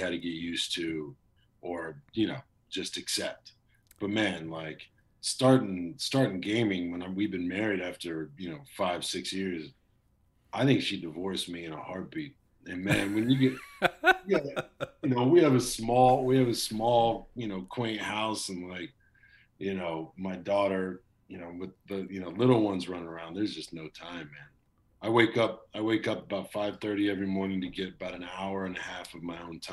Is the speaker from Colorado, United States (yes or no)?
no; Texas, United States; now in Los Angeles, United States; I'm from Texas